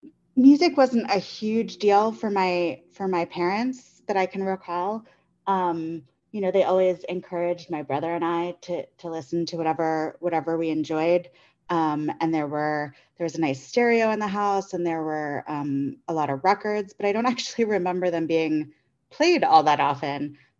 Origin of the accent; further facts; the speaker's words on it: Staten Island, New York, United States; now in Chicago, United States; I'm originally from the East Coast, not far from … land. I grew up on Staten Island, and now I live in Chicago.